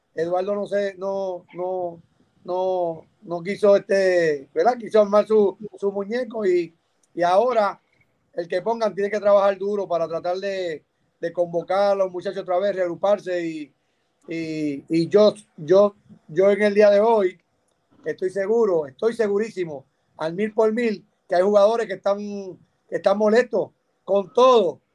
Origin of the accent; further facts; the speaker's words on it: Puerto Rico; nosotros como boricua